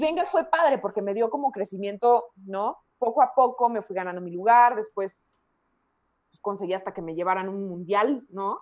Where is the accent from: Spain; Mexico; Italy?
Mexico; La Piedad, Michoacán; moved away; also born or lived in Guadalajara; soy michoacana y más que soy de la piedad